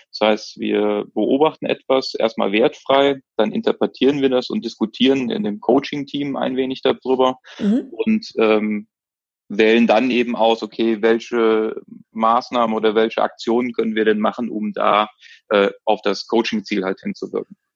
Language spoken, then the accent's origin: German; Cologne, North Rhine-Westphalia, Germany; ich bin ja jetzt aus Köln, wir gehen ja gerne auch mal abends irgendwo in eine Kneipe